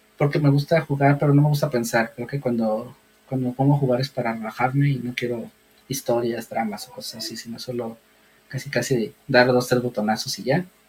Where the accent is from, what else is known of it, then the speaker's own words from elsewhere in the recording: Guadalajara, Jalisco, Mexico; yo vivo en Guadalajara, pero no nací en Guadalajara, yo vivo desde los tres años aquí, pero yo siempre he dicho que soy tapatío